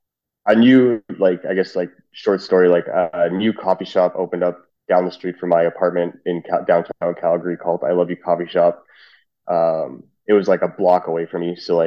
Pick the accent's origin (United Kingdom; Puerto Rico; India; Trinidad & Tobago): Trinidad & Tobago; It turns out we're both Trinidadian.